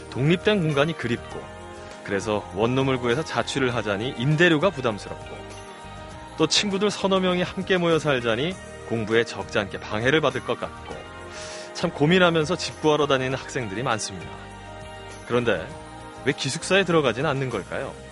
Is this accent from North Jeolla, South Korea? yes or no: no; Busan, South Korea; moved away as an adult; now in Seoul, South Korea; 부산에서 올라왔습니다. 부산에서 네.